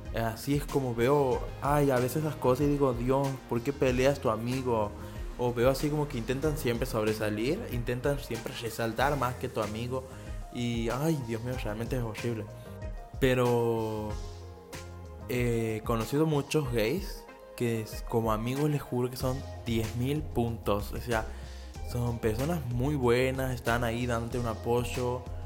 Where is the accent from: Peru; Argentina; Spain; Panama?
Argentina; Santiago del Estero; en Santiago del Estero, que es de donde soy